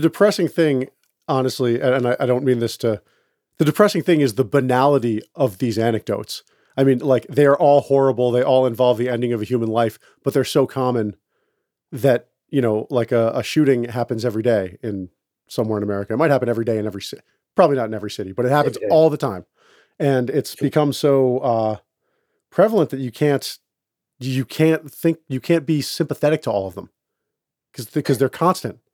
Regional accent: Boston, Massachusetts, United States; I'm from Boston

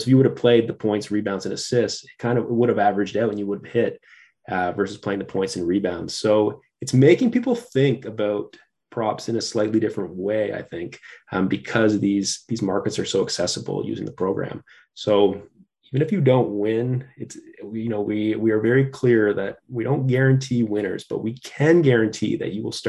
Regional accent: Canada; Yeah, I mean, when I'm being Canadian, I grew up on hockey, you know, playing that from 5 years old.

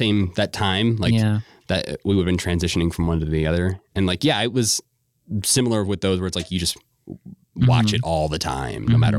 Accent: Chicago, Illinois, United States; born or raised there

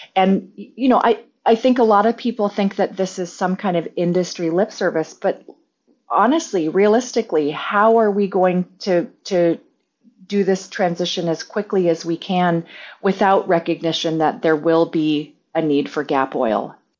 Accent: Alaska, United States; most of our houses in rural Alaska are, uh, heated by stove oil.

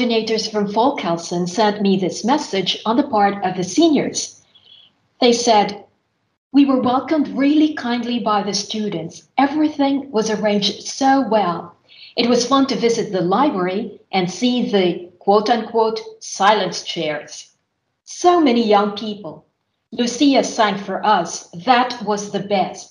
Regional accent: Philippines; moved away as an adult; now in Finland; since my university years back in my home country, which is the Philippines. While living in Finland

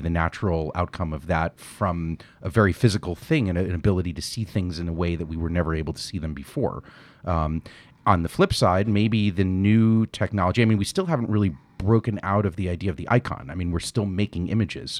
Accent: New York, United States; I grew up in New York

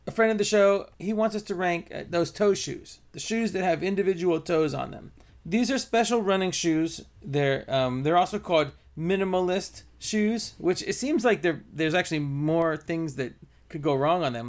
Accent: Northern California, United States; moved away; also born or lived in New York; I grew up in Northern California

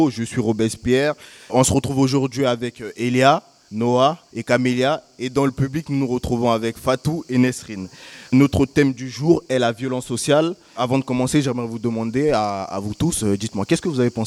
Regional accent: Argentina; Moi, je viens d'Argentine, donc ça fait penser aussi à ça.

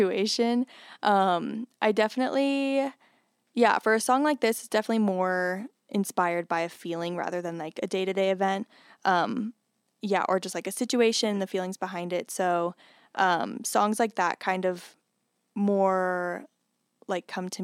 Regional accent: Denver, Colorado, United States; now in Fort Collins, United States; I'm from Denver area, like the Denver area, suburbs of Denver

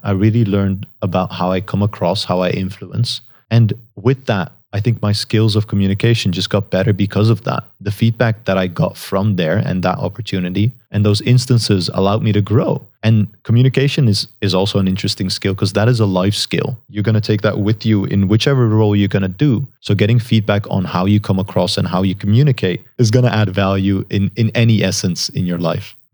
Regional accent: Netherlands; first language Dutch; English is a second language; I, I'm natively Dutch. I grew up in the Netherlands.

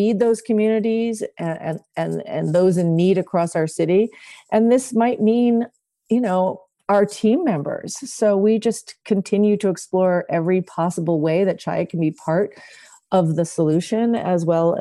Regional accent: New York City, New York, United States; I grew up in Manhattan

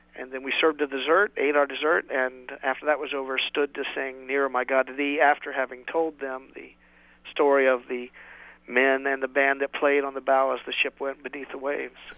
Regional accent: West Virginia, United States; moved away; I'm a hillbilly from West Virginia originally

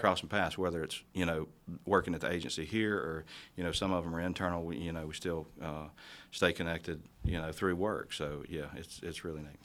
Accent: Northeast Jackson County, Mississippi Gulf Coast, United States; now in Jackson, United States; I grew up on the coast. I grew up in Northeast Jackson County.

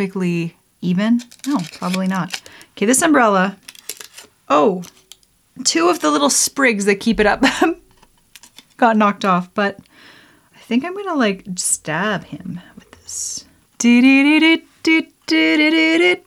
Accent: Lethbridge, Alberta, Canada; also born or lived in Rocky Mountains; I grew up in Lethbridge, Alberta, Canada.

